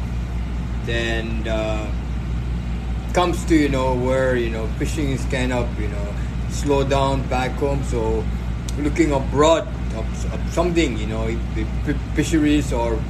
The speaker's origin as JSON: {"language": "English", "region": "Pohnpei", "country": "Micronesia", "moved": "as an adult", "lives_now": "Hawaii, United States", "said": "I'm from Micronesia. I'm from small island of Bonape, and then I've been residing in Hawaii for 20 years"}